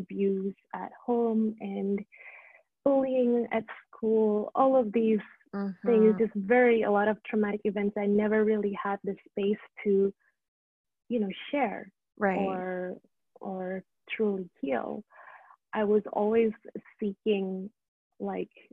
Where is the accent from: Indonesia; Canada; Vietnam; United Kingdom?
Indonesia; moved away; So I went back to Indonesia, where I'm from